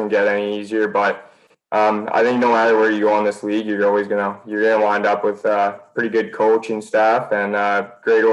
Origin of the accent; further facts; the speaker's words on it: Sherwood Park, Alberta, Canada; I grew up playing in the Sherwood Park Arena